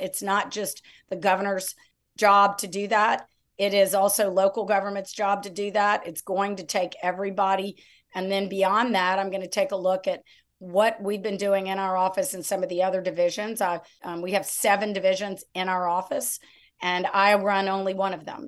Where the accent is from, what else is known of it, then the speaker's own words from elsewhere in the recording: Lafayette, Louisiana, United States; also born or lived in New Orleans; now in Baton Rouge, United States; I was raised in Lafayette